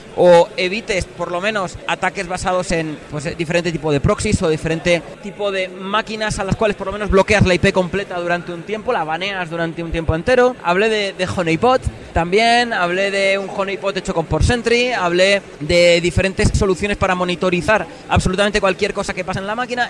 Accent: Logroño, La Rioja, Spain; now in Madrid, Spain; vivo en Madrid, pero soy de una, del norte de España, una ciudad pequeña que se llama Logroño

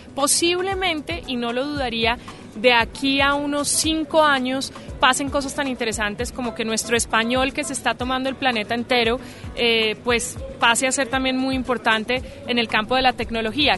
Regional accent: Colombia; en mi país

